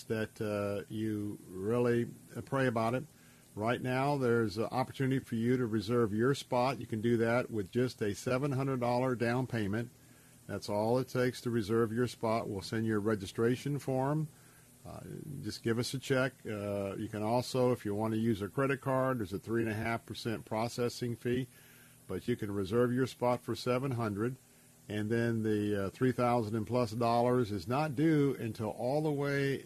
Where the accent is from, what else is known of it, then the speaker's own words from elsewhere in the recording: Tampa, Florida, United States; this is my hometown. I was born and raised here in Tampa